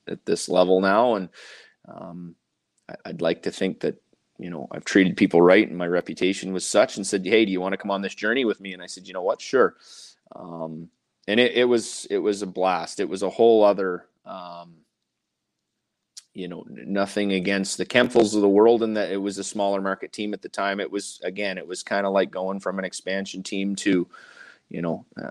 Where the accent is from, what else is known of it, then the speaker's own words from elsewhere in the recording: Pembroke, Ontario, Canada; having spent a portion of my childhood growing up in Pembroke